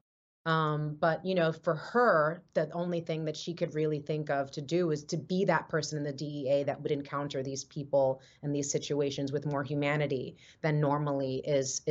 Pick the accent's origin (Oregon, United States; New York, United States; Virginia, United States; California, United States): New York, United States; I grew up in New York in the Lower East Side during the HIV, AIDS, crack, cocaine disparity, heroin crisis